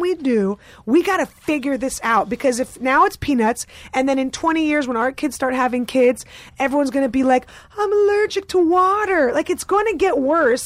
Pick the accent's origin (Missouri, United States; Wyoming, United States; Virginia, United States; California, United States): California, United States; San Francisco; also born or lived in Russia / New Haven, Connecticut; I grew up in San Francisco, so I was always Niners